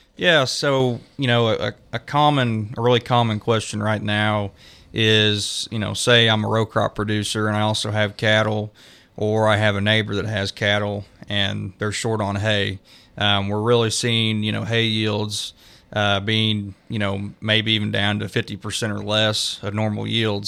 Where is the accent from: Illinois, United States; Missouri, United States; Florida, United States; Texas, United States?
Missouri, United States; Creighton; moved away as an adult; also born or lived in Stillwater, Oklahoma; now in Nevada, Missouri, United States; I grew up around Creighton, Missouri, uh, in Cass County